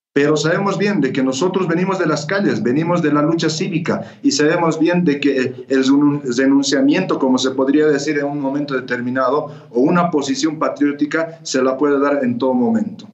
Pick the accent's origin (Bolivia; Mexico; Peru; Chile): Bolivia; como bolivianos